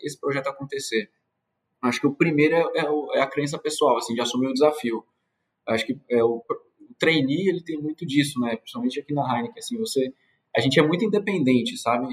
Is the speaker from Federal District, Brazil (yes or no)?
yes; Brasília, Federal District, Brazil; moved away as an adult; now in Belém, Brazil; Eu sou de Brasília. No momento agora eu estou morando em Belém do Pará